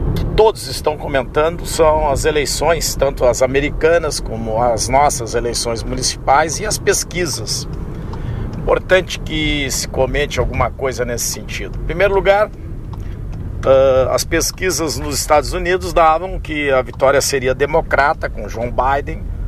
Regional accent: Pelotas, Rio Grande do Sul, Brazil; moved away as an adult; now in Rio Grande, Brazil; em Pelotas, minha terra natal

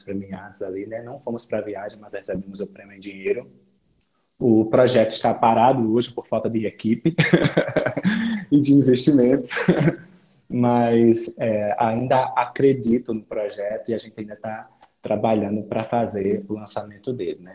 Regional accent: João Pessoa, Paraíba, Brazil; sou de João Pessoa, Paraíba

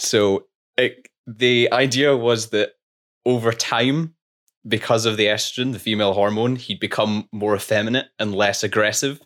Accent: Scotland, United Kingdom; We're two Scottish engineers that graduated during COVID

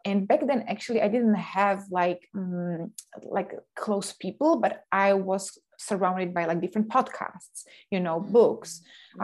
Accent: Slovakia; moved away as an adult; also born or lived in Denmark / Canada / England; now in Sweden; I'm coming originally from Slovakia

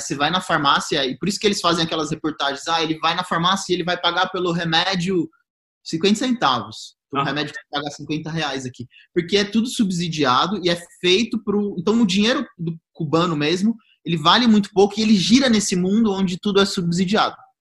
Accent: Goiás, Brazil; eu sou de Goiás

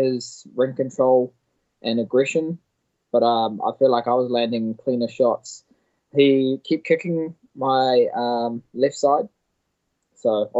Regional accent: Auckland, New Zealand; my family that live about 5 hours away from my hometown in Auckland

